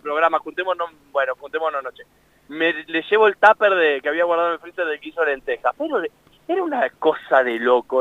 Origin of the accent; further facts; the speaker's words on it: Entre Ríos, Argentina; yo soy de Entre Ríos. Me recuerdo que mi abuela hacía locrada para toda la familia